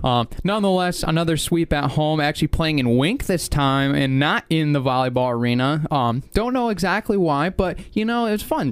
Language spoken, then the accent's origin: English; Reed City, Michigan, United States; I'm from from Reed City